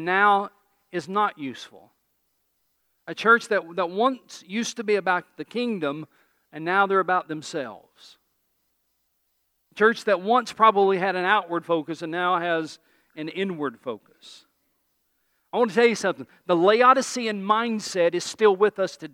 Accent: East Tennessee, United States; I'm from East Tennessee

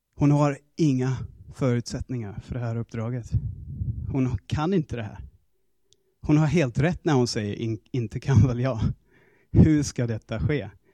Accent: Australia; Swedish is a second language; moved away as an adult; now in Sweden; alla mina grejer hemma i Australien

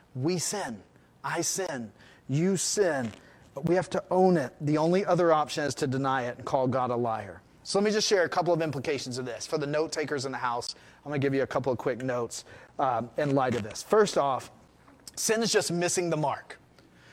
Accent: United States; as an American society

